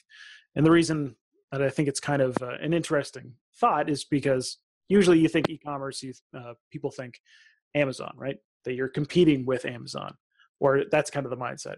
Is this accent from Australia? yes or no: no; Canada; being Canadian